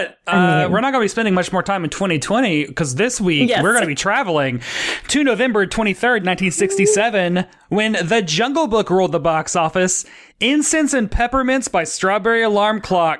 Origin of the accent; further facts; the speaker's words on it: New York, United States; as a New Yorker